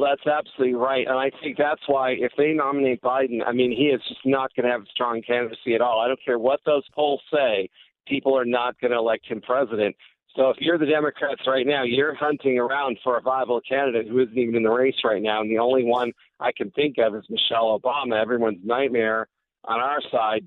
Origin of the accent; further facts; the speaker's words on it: California, United States; which is what I was taught as a school child growing up in California